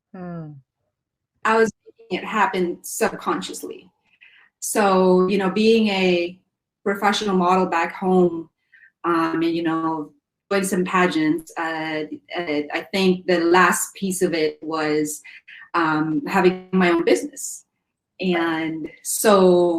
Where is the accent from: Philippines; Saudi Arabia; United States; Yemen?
Philippines; growing up in the Philippines